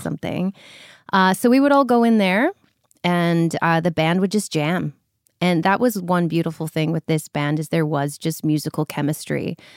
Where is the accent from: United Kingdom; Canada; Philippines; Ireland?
Canada; North Vancouver, British Columbia; I'm from North Vancouver, British Columbia